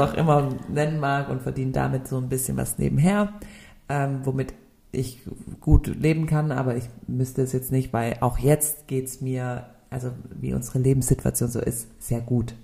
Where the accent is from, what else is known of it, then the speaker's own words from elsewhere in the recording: Stuttgart, Baden-Württemberg, Germany; also born or lived in Nürtingen / Tübingen; bin hier in Stuttgart geboren